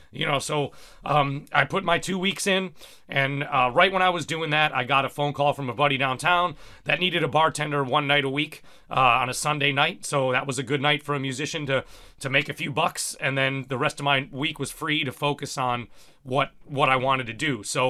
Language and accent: English; Cincinnati, Ohio, United States; now in New York, United States; I came from Cincinnati where, you know, there was a vibrant scene of great musicians as well